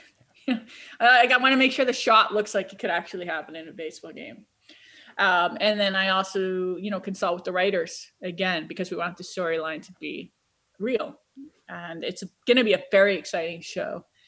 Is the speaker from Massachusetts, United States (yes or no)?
no; Cleveland, Ohio, United States; I'm from Cleveland